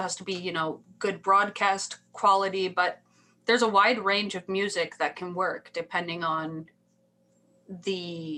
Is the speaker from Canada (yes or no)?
yes; Canada; I would say I'm Icelandic and I'm Canadian, you know.